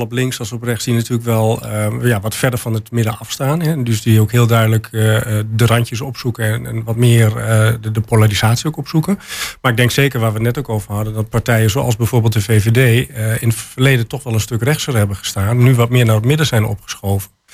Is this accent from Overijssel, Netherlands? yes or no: yes; Enschede, Overijssel, Netherlands; moved away as an adult; also born or lived in Germany; now in Hengelo, Netherlands; Ik kom geboren en getogen uit Enschede, maar ik heb een aantal jaren in Duitsland gewoond.